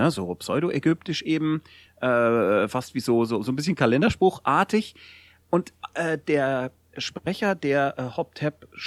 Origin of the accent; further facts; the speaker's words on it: Bavaria, Germany; es ist genauso wie man von mir als Bayer annimmt, ich würde immer Fußball mögen und grundsätzlich Lederhosen tragen und sehr viel Bier trinken.